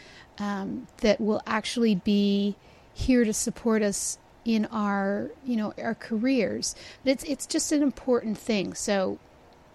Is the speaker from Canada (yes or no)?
yes; Canada; I'm Canadian